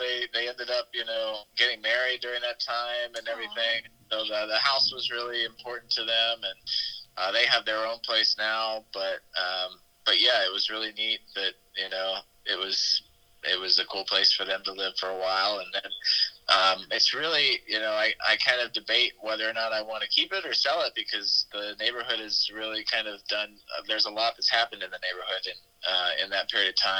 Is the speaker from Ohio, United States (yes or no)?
yes; Xenia, Ohio, United States; now in Dayton, United States; a home that we used to live in Xenia, Ohio, which is kind of like 20 minutes outside of Dayton, which is my hometown